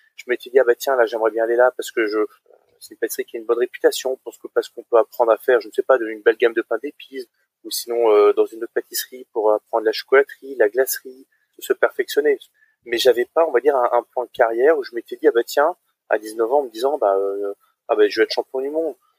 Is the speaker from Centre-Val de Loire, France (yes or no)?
no; Strasbourg, Grand Est, France; je suis originaire de Strasbourg en Alsace